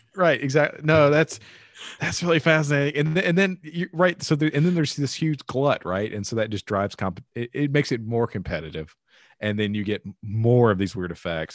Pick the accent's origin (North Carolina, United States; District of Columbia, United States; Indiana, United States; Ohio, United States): North Carolina, United States; Rocky Mount; my hometown, Rocky Mountain, in the middle of nowhere.